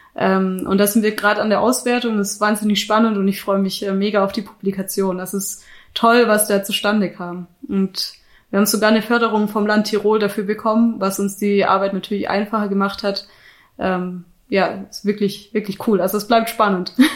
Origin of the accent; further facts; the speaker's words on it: Black Forest, Baden-Württemberg, Germany; moved away as an adult; also born or lived in Munich, Germany; now in Innsbruck, Austria; ich komme ursprünglich aus dem Schwarzwald, das ist Südwestdeutschland.